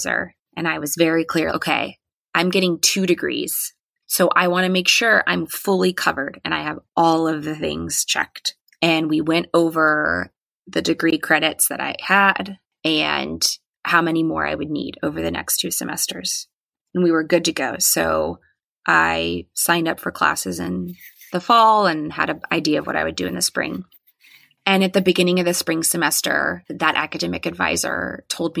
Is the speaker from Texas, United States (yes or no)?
yes; Friendswood, Texas, United States; moved away as an adult; also born or lived in Austin, Texas; I felt very different in Friendswood